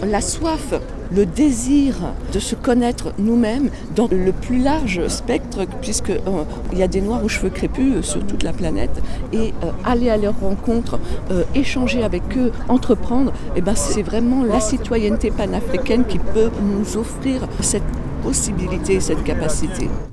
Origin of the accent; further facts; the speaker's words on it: Paris, Île-de-France, France; also born or lived in Guadeloupe (parents' origin); on a grandi, mes frères et sœurs et moi-même, dans un, ce qui s'appelle un, ghetto, une cité sordide du 20e arrondissement.